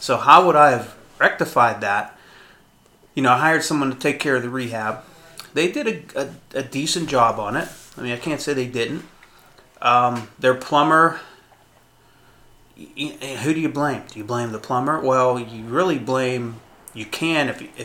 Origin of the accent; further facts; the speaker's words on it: United States; Because I'm 100% Syrian. My dad was Syrian. My mom was Syrian. Born and raised in the United States